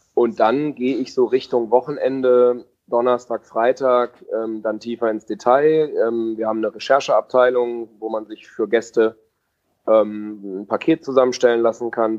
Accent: Bielefeld, North Rhine-Westphalia, Germany; moved away as an adult; now in Stuttgart, Germany; gebürtiger Bielefelder

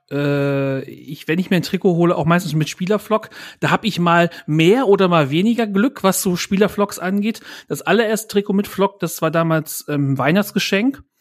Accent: Bielefeld, North Rhine-Westphalia, Germany; ich bin in Bielefeld geboren, ich komme aus Bielefeld

